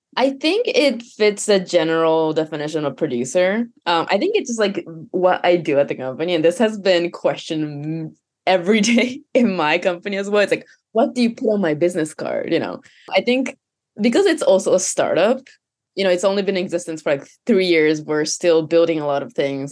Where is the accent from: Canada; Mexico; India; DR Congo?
Canada; first language Japanese; English is a second language; moved away as an adult; also born or lived in Japan / Hawaii; I was born in Japan, and then I moved to, I guess, actually Hawaii for a year, and then to Canada for nine years, which was all of my teenage years from, like, eight years old to eighteen